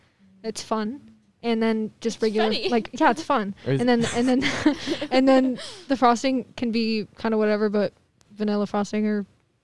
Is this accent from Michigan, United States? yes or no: no; Modesto, California, United States; I was born in Modesto.